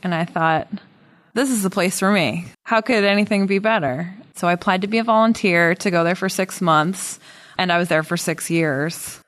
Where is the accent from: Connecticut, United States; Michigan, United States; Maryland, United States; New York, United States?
Connecticut, United States; moved away as an adult; also born or lived in Washington, D.C. / Mexico City; I recently moved back to New England. I grew up in Connecticut